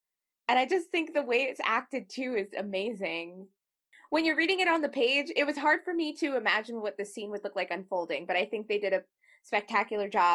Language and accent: English; United States; I am an American writer, or we're American writers